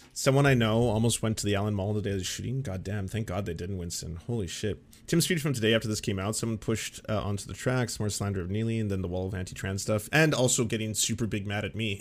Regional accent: Canada; as a Canadian

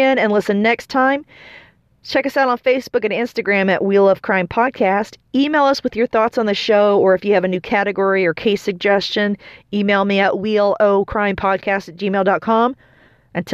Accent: Indianapolis, Indiana, United States; I'm from Indianapolis

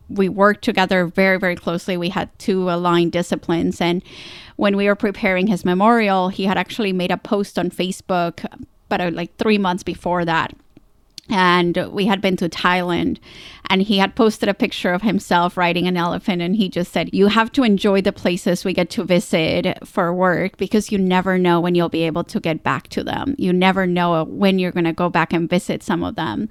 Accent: Colombia; moved away; I grew up down in Colombia, South America

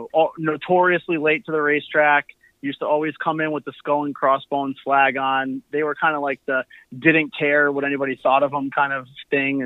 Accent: Connecticut, United States; moved away as an adult; now in Fort Myers, United States; I moved from Connecticut. I'm actually down in Fort Myers, Florida. I moved down here probably

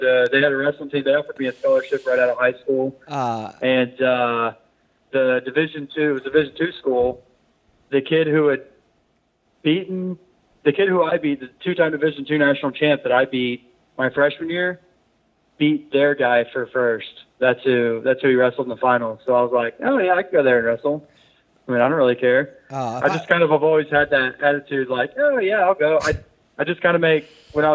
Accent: Fort Worth, Texas, United States; now in Fort Lauderdale, United States; I'm from Fort Worth, Texas

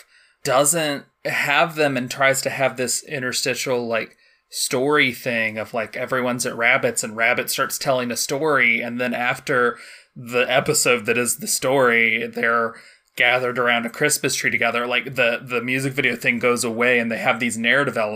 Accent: United States; I'm an American

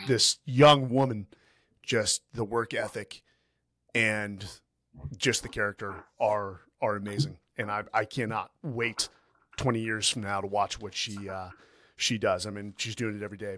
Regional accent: Southern California, United States; Southern California, which is my home state

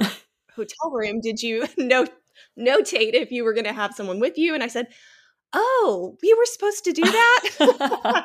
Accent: Texas, United States; moved away as an adult; now in North Palm Beach, United States; I grew up in Texas and married a Florida guy

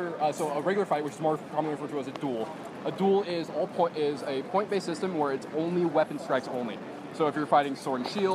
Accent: Seattle, Washington, United States; I'm from Seattle

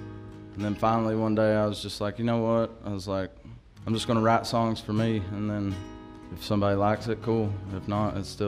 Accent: Stanton, Kentucky, United States; now in Irvine, United States; You all know that. I live in Irvin, Kentucky. I'm actually from Stanton.

